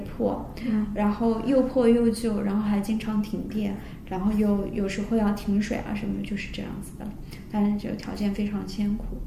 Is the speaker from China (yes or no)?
yes; southern China, China; 我们都是南方人